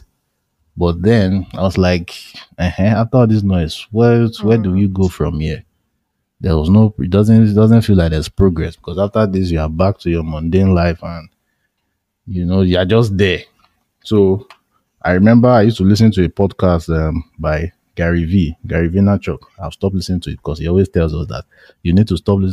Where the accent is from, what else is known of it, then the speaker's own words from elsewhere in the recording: Nigeria; I'm a Nigerian